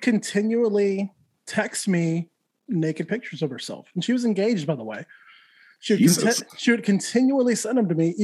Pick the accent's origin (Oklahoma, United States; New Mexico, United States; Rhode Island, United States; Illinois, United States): New Mexico, United States; Santa Fe; Santa Fe, New Mexico, born and raised